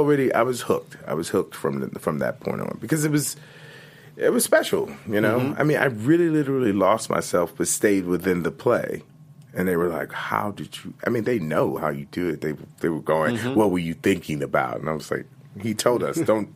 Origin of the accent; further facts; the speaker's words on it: Richmond, Virginia, United States; moved away as an adult; also born or lived in New York; my hometown university, Virginia Commonwealth University.